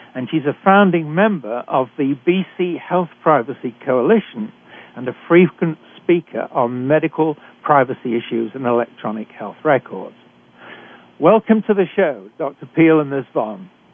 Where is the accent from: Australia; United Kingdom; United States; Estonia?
United Kingdom; accent: British; moved away as an adult; now in Canada